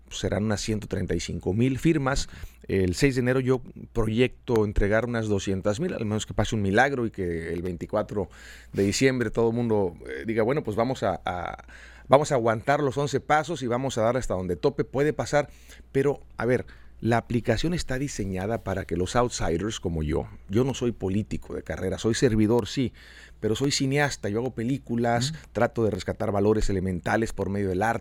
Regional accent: Mexico; Yo como mexicano tengo una responsabilidad tremenda de hacer algo, de levantar mi voz.

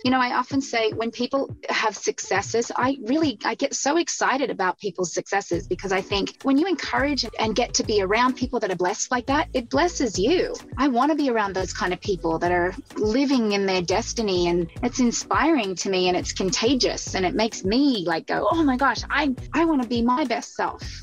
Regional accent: Central Coast, New South Wales, Australia; also born or lived in Sydney; Well, I grew up in Sydney, Australia. Um, actually grew up about an hour and a half north of Sydney in a smaller community called the Central Coast

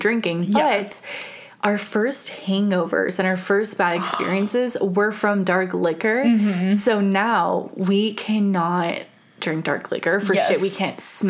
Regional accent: Las Vegas, Nevada, United States; We grew up in Vegas, which fucking, it's Sin City.

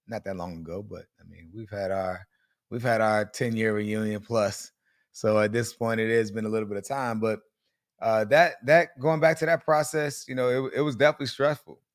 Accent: Colonial Beach, Virginia, United States; moved away as an adult; also born or lived in Fredericksburg, Virginia / College Park, Maryland; I grew up in Colonial Beach, Virginia, lived up in Fredericksburg

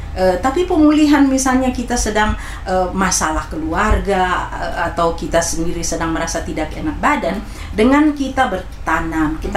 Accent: Manado, North Sulawesi, Indonesia; saya orang Manado pemakan cabai

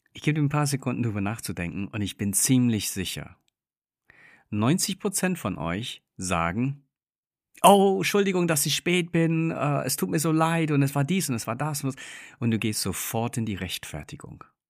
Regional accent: England, United Kingdom; moved away; ich bin gebürtiger Engländer, das heißt, wir sind großgezogen mit einem extrem hohen Fokus auf Freundlichkeit

